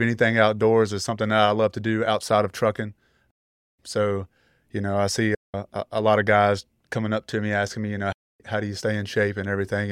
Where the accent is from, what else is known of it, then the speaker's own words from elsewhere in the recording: Greensboro, North Carolina, United States; I'm from the Greensboro, North Carolina area.